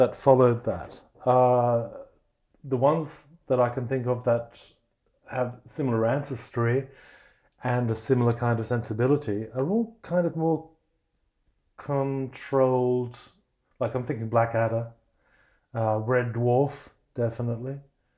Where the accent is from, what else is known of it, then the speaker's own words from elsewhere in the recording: Australia; I'm Russian background, but I grew up as an English-speaking Australian